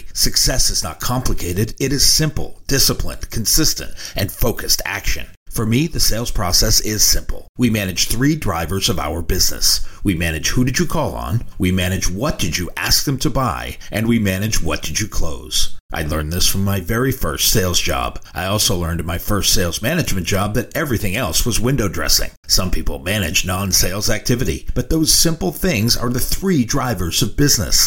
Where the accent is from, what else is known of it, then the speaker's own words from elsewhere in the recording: New England, United States; I grew up in New England.